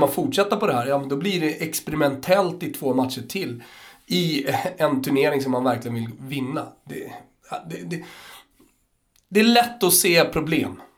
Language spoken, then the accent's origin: Swedish; Austria; now in Sweden; jag som österrikare